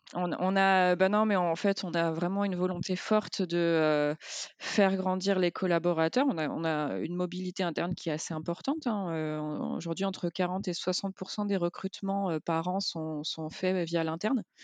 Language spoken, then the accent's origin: French; Lyon, Auvergne-Rhône-Alpes, France; en tant que lyonnaise